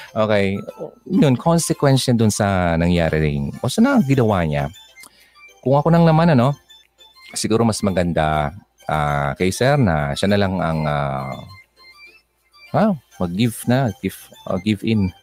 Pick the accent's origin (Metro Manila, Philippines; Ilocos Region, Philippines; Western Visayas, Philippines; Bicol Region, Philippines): Bicol Region, Philippines